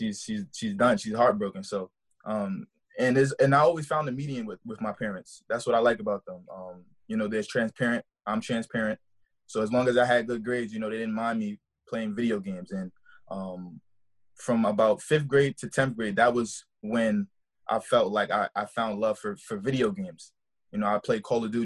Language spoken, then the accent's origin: English; New York City, New York, United States; moved away as an adult; also born or lived in Brooklyn, New York; I was born in Brooklyn, New York. Raised, you know, my whole life in the Bronx, the south side of the Bronx of New York.